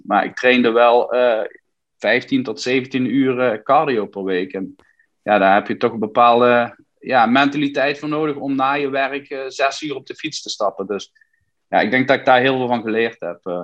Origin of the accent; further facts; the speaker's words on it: Limburg, Netherlands; now in United States; ik, blijf wel Nederlander in hart en nieren